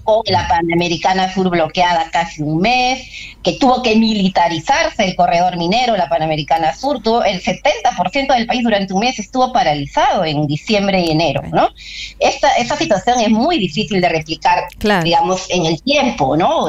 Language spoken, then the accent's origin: Spanish; Peru; como pueblo peruano